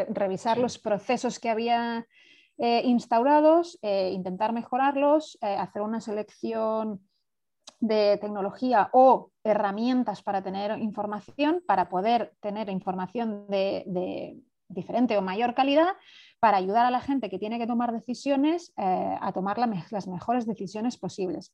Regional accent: Spain; moved away as an adult; also born or lived in Barcelona / San Antonio; yo estaba en España, soy española

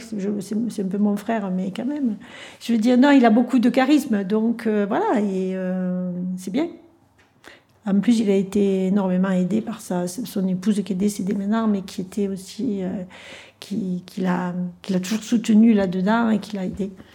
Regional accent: Cairanne, Provence-Alpes-Côte d'Azur, France; je suis native de Kéran

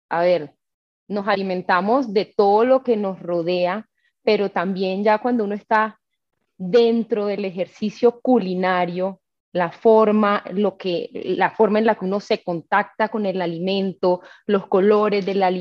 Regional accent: Caribbean coast, Colombia; Soy costeña, eh, nací en una familia materna, eh, costeña, con unas raíces muy arraigadas y creo que eso me marcó.

